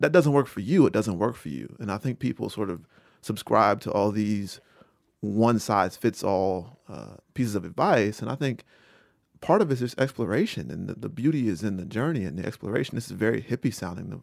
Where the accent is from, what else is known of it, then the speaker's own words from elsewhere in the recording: Rocky Mount, North Carolina, United States; From Rocky Mount, North Carolina